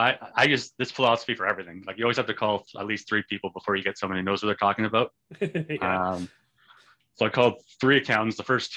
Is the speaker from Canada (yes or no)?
yes; Canada; I'm Canadian.